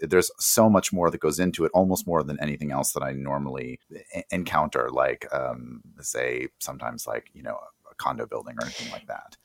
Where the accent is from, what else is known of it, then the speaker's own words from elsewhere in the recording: outside of New York, United States; I grew up outside of New York